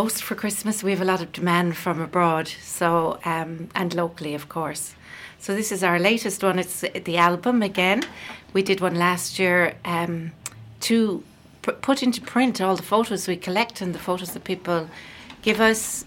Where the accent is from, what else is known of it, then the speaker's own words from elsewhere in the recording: Scotland, United Kingdom; also born or lived in Wexford, Ireland; now in Killaloe, Ireland; when I was from Scotland